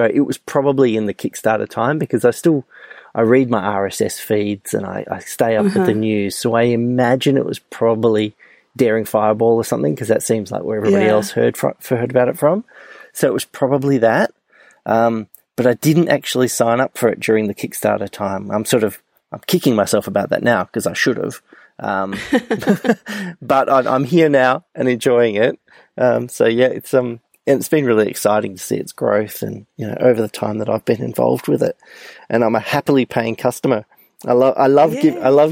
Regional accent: Perth, Western Australia, Australia; I'm from Perth, which is the other side of Australia, the West Coast.

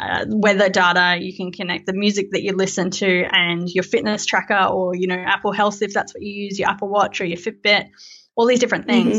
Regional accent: Melbourne, Victoria, Australia; I am from Melbourne in Australia

